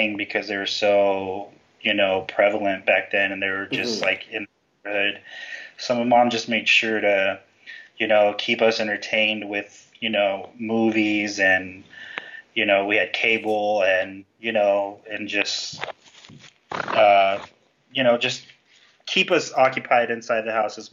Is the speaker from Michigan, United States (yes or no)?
no; Compton, California, United States; I was born in Compton, California, which has a pretty a bad rep in pop culture and like hip hop and stuff